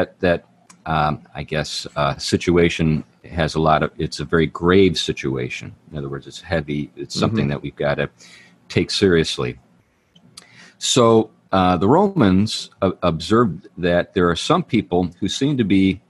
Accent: Western Pennsylvania, United States; I'm from Western Pennsylvania

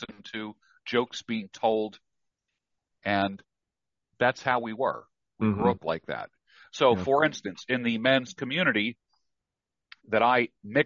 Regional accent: New York, United States; I grew up in New York.

